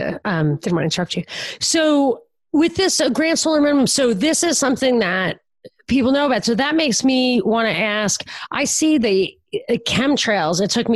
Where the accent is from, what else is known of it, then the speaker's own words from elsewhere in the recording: Brooklyn, New York, United States; I'm from Brooklyn